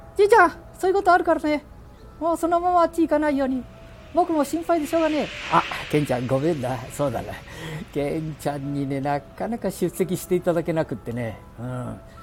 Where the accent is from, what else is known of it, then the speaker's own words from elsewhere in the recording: Handa, Aichi, Japan; 我が町半田亀崎